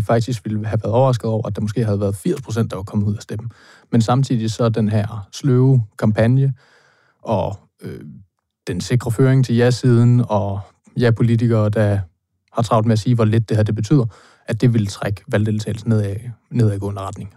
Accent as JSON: {"language": "Danish", "area": "Thy", "region": "North Denmark Region", "country": "Denmark", "said": "jeg er fra Thy"}